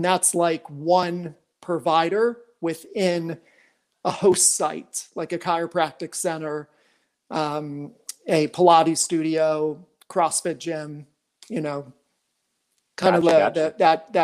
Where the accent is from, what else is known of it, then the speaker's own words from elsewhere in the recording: Phoenix, Scottsdale area, Arizona, United States; also born or lived in New York; I was born in New York, but raised in Arizona, and grew up out here in the Valley, Phoenix, Scottsdale area